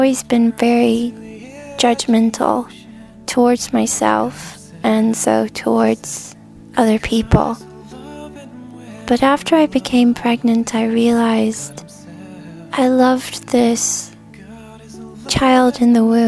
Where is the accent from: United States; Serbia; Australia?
United States; I'm from the United States